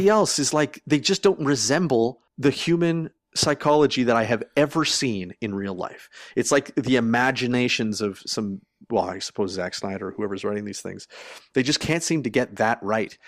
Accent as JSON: {"language": "English", "country": "Canada", "said": "as a Canadian"}